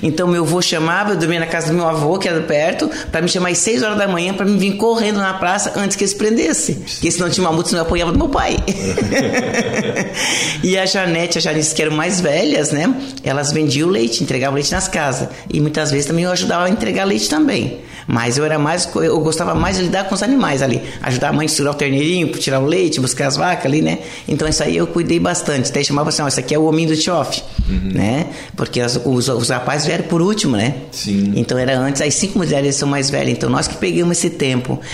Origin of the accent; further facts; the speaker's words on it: Lauro Müller, Santa Catarina, Brazil; eu nasci aqui em Lauro Miller, né? No hospital uh, Henrique Lage, no tempo que era das fleiras que cuidava aqui, né? E meus pais são daqui também, né? Então a gente tem a raiz aqui mesmo